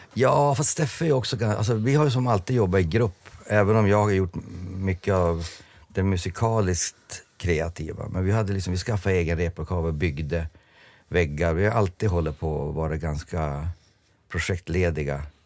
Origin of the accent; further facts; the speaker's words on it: Jörn, Västerbotten County, Sweden; jag var en tönt från Jörn